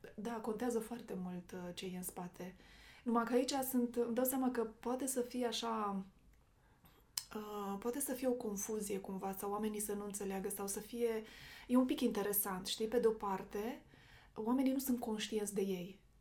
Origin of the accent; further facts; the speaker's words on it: Romania; toți suntem români